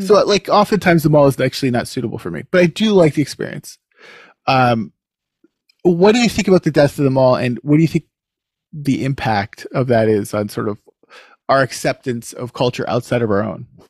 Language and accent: English; King of Prussia, Pennsylvania, United States; moved away as an adult; now in Canada; growing up near King of Prussia